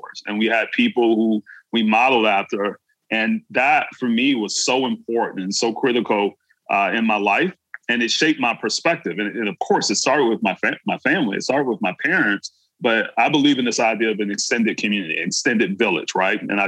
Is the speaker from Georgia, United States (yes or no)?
yes; Brunswick, Georgia, United States; my hometown, from Brunswick, Georgia